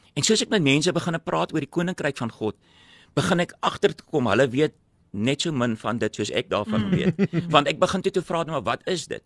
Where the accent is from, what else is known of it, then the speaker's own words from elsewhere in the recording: Cape Town, Western Cape, South Africa; also born or lived in Robertson; Ek het groot geword in Epping en julle almal weet waar Epping is, nie Ryterwag nou nie, die ou Epping